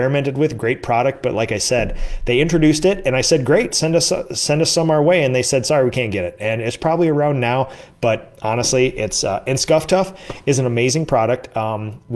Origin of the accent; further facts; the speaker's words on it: Minnesota, United States; I did the Chamber of Commerce in my hometown